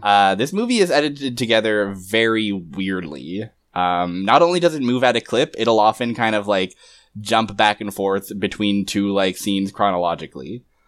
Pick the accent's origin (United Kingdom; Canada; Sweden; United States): Canada; I'm Canadian